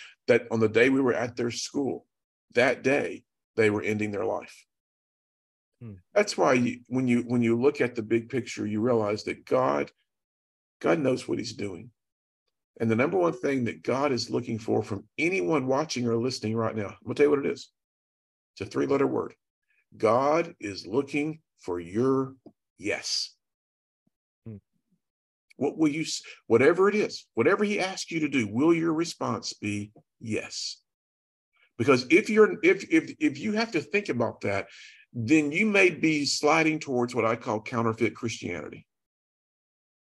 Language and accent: English; Chattanooga, Tennessee, United States; I'm from Chattanooga